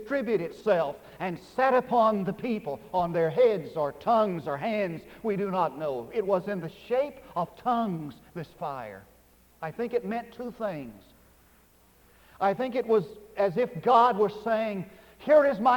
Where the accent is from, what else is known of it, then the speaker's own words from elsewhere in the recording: Texas, United States; also born or lived in Northwest United States / Fort Worth, Texas; I used to preach in the Northwest, and I would just say about one sentence, and they'd know that I was from Texas